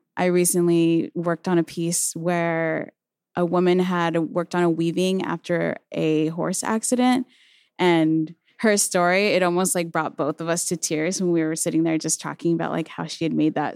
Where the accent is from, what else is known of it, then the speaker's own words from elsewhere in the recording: Chino, California, United States; also born or lived in Pomona, California; I was born and raised in Chino, California, but I often say Pomona 'cause I feel like that's the city that raised me up.